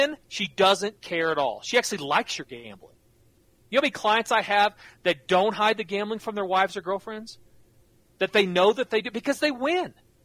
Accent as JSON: {"language": "English", "town": "Norman", "region": "Oklahoma", "country": "United States", "tie": "born or raised there", "said": "I grew up in Norman, live in Oklahoma City"}